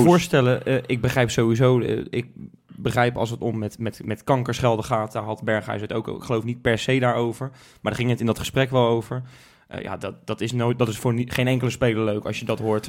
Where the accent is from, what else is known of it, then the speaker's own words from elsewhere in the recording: Rotterdam, South Holland, Netherlands; Wij zijn Rotterdammers